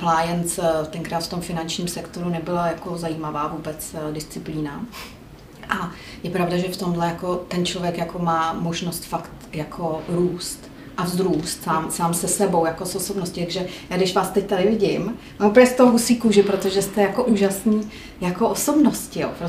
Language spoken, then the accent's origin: Czech; Jindřichův Hradec, South Bohemian Region, Czechia; a já jsem z Jindřichova Hradce.